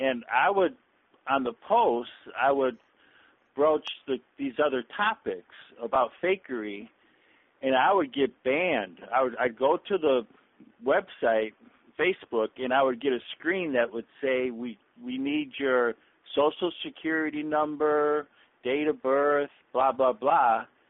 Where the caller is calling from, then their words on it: Florida, United States; calling from Florida.